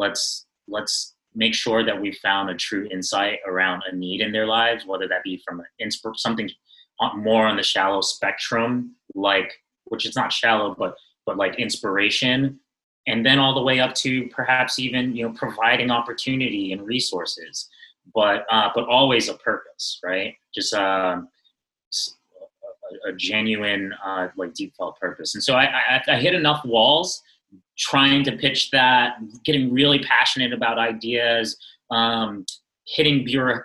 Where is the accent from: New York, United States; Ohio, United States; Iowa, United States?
New York, United States; New York City; I am born and raised in Brooklyn, New York. New York native